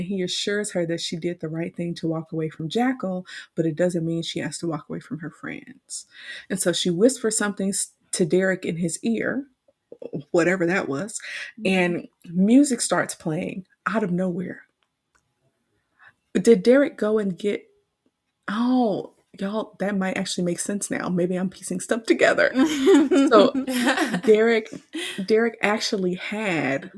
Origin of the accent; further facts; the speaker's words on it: Houston, Texas, United States; we grew up in Houston